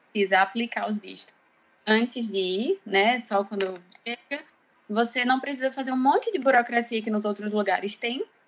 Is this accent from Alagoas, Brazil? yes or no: yes; Maceió, Alagoas, Brazil; moved away as an adult; also born or lived in Ireland; eu sou de Maceió, do Nordeste do Brasil